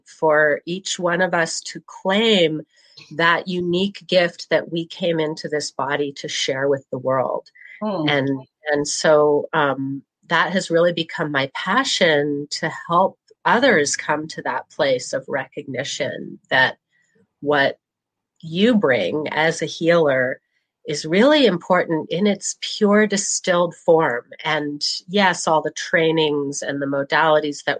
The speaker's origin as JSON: {"language": "English", "town": "Williams", "region": "Oregon", "country": "United States", "tie": "born or raised there", "said": "I grew up in rural Southern Oregon, in a little community called Williams."}